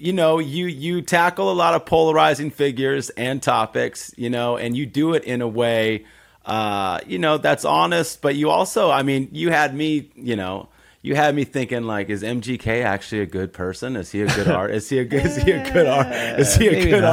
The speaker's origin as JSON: {"language": "English", "town": "Los Angeles", "region": "California", "country": "United States", "tie": "born or raised there", "said": "I was born in East LA, and that moment in time, I was born in 1979"}